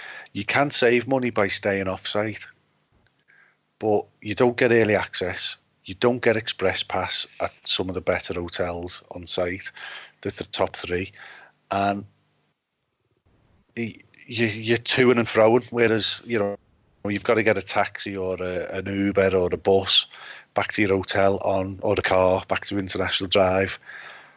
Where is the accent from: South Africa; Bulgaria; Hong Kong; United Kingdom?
United Kingdom; as a Brit